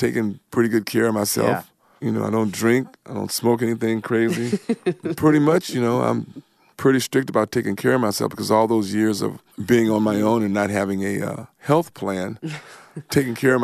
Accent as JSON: {"language": "English", "town": "Compton", "region": "California", "country": "United States", "tie": "born or raised there", "moved": "yes", "lives_now": "Nashville, United States", "said": "The Compton I grew up in was pretty normal"}